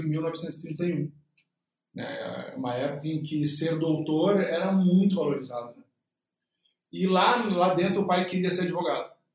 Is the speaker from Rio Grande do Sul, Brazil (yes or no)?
yes; Porto Alegre, Rio Grande do Sul, Brazil; sou natural de Porto Alegre, uh, nascido no Hospital Luiz de Vento